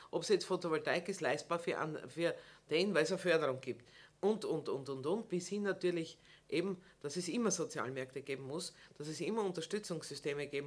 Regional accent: Burgenland, Austria; also irgendwie sind wir schon in, in Bescheidenheitswolle eingepackt als Burgenländer, dort oben zu stehen und zu sagen, herzlich willkommen im Burgenland

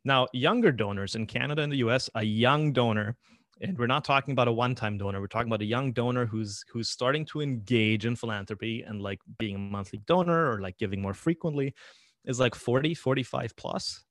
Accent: Paraguay; moved away; I was born in Paraguay

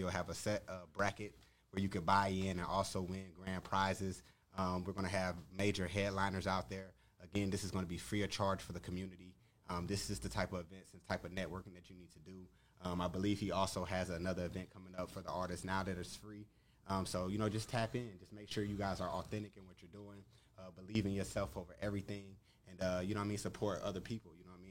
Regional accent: Pasadena, California, United States; now in Atlanta, United States; I'm from California, Pasadena, but I live in Atlanta.

